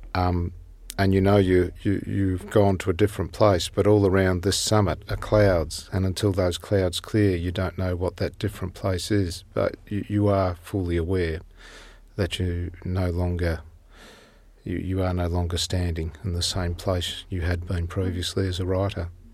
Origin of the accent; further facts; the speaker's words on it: Tasmania, Australia; our village where I was born in Tasmania